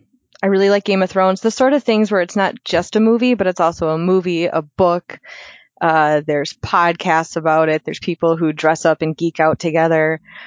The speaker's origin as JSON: {"language": "English", "region": "Minnesota", "country": "United States", "tie": "born or raised there", "said": "I am from Minnesota, born and raised."}